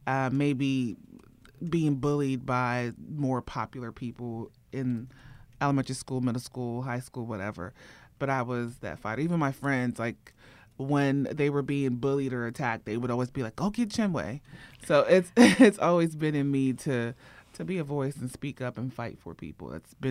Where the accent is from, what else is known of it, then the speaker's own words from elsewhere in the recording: Ohio, United States; moved away as an adult; also born or lived in Nigeria; now in Atlanta, United States; I was born in Nigeria. Okay. And then I moved to Ohio.